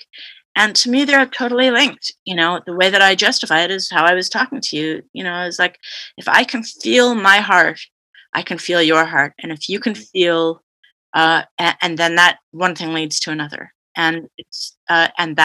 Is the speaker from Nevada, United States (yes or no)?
no; California, United States; also born or lived in Canada; But I've mainly grew up in California